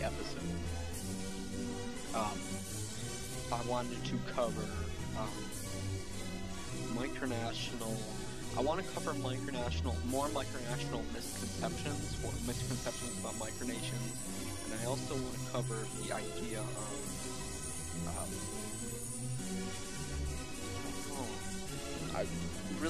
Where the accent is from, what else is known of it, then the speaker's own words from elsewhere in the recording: United States; I'm an American citizen